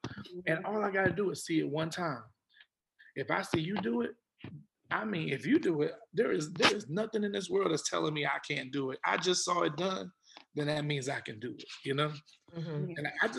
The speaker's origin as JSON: {"language": "English", "region": "Texas", "country": "United States", "said": "And my cousins used to tease me, you know, all the time, because we're from Texas. And I was like a country boy."}